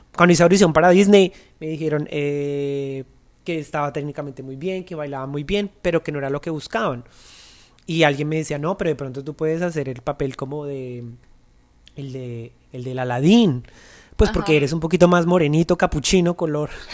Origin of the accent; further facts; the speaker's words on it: Colombia; moved away; para nosotros como colombianos es muy difícil